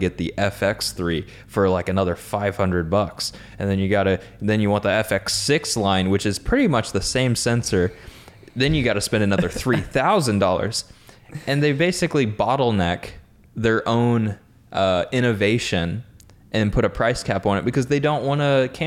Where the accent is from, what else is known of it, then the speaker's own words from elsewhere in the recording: United States; I'm American